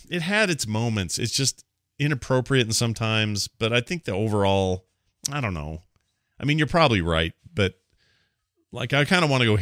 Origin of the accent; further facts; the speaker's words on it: the Maritimes, Canada; As a Canadian uh, maritimer myself, I think you might be onto something.